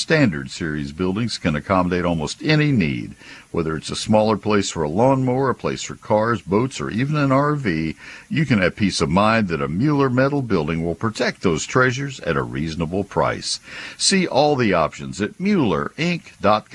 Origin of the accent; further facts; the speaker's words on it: College Station, Texas, United States; moved away as an adult; also born or lived in Ohio; now in McKinney, United States; I grew up in College Station